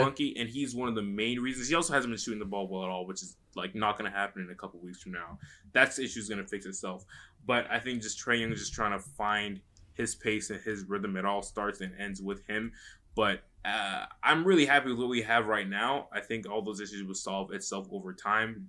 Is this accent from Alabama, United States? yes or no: no; North Carolina, United States; moved away; also born or lived in Atlanta; I was born in North Carolina